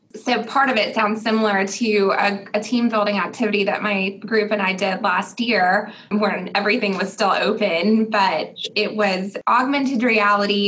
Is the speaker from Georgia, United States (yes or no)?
yes; Augusta, Georgia, United States; my hometown of Augusta